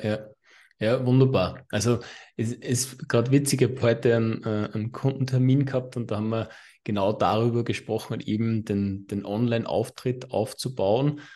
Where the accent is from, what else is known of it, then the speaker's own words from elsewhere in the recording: Austria; bei uns in Österreich